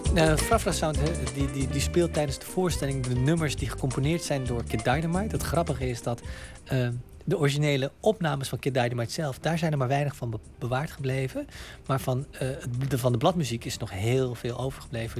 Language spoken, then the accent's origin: Dutch; Utrecht, Netherlands; in Nederland, in Utrecht, waar ik opgroeide, daar was ik ah, op school altijd de enige bruine jongen.